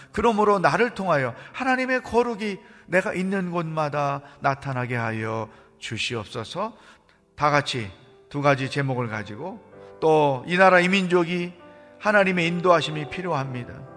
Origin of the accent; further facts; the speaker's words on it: Chungcheong, South Korea; 저는 충청도 양반이에요